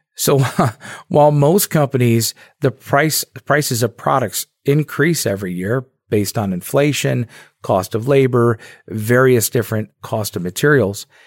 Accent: Dearborn Heights, Michigan, United States; I grew up in Dearborn, Michigan, or Dearborn Heights, Michigan, just a few blocks outside of Dearborn.

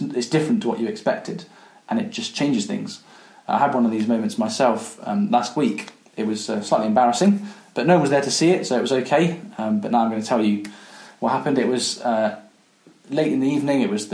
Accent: Coventry, West Midlands, United Kingdom; When I was growing up, I grew up in Coventry

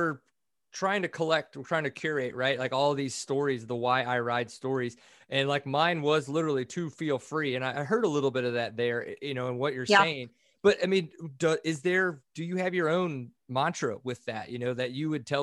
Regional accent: Louisiana, United States; I grew up in Louisiana

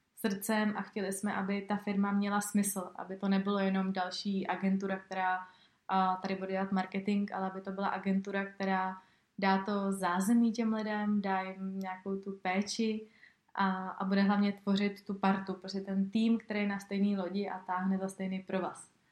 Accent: Czechia; tady u nás v Čechách

